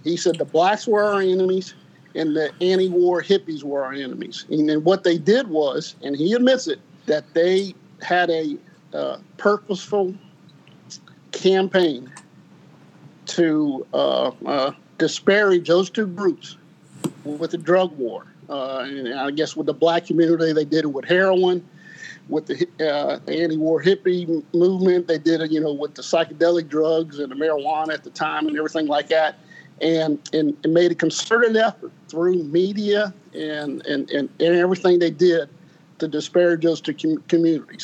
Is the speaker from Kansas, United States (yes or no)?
no; New Orleans, Louisiana, United States; also born or lived in Ohio; born in Ohio. Uh, we, we, we grew up in Ohio till about 12, 12 years old. My mother uh, moved to New Orleans, and uh, that's kind of where I grew up. Went to high school there